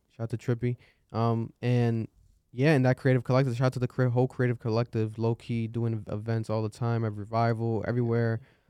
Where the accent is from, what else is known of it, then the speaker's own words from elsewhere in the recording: Providence, Rhode Island, United States; especially because I'm from Providence, Rhode Island.